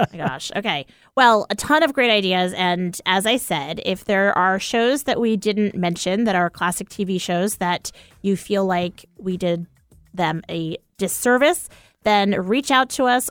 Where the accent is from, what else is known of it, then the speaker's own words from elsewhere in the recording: East Coast, United States; moved away; We're from the East Coast originally